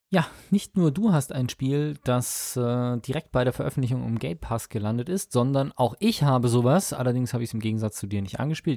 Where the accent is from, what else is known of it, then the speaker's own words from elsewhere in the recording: Munich, Bavaria, Germany; als ich hier aufgewachsen bin in Perlach